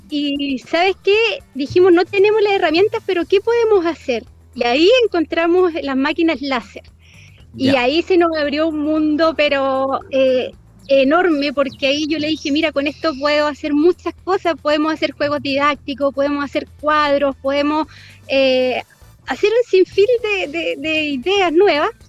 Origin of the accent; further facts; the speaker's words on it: Concepción, Biobío, Chile; moved away as an adult; now in Chillán, Chile; yo soy penquista, sí. Ah, llevo, llevo un año y medio acá en Ñuble.